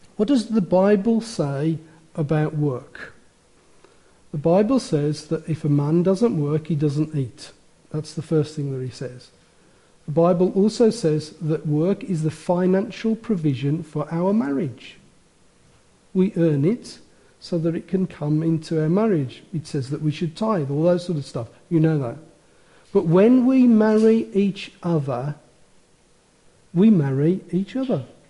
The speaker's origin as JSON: {"language": "English", "town": "Wolverhampton", "region": "West Midlands", "country": "United Kingdom", "tie": "born or raised there", "said": "I was born in Wolverhampton"}